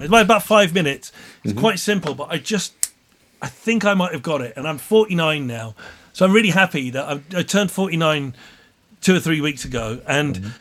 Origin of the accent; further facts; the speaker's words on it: Plymouth, South West England, United Kingdom; growing up in Plymouth